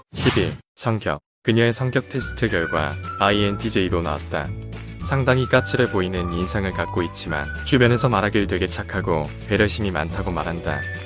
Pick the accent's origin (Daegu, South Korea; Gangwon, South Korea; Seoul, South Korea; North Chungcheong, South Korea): Gangwon, South Korea; 나도 강원도 출신인데